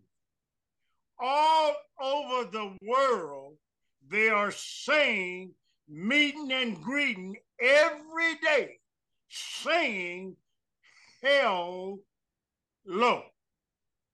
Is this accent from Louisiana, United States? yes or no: no; Waterloo, Iowa, United States; moved away; in Waterloo, in my hometown